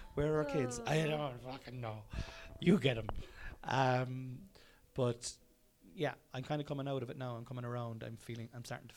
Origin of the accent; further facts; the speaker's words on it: Cork, Munster, Ireland; We're all from Cork.